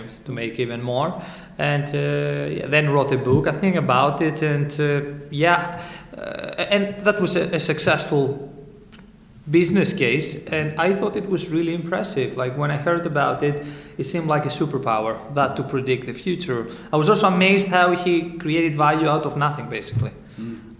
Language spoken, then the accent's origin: English; Greece; moved away as an adult; also born or lived in Southampton, United Kingdom; now in United Kingdom; I came from Greece and I came to UK in order to study